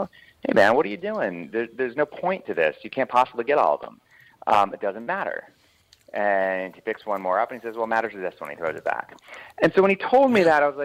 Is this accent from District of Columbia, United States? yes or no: yes; Washington, District of Columbia, United States; also born or lived in Moscow; I grew up in D.C.